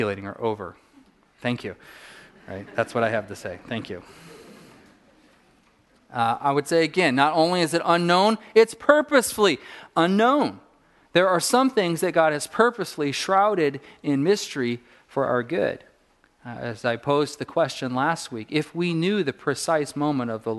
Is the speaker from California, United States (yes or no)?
yes; Southern California, United States; a kid growing up in Southern California.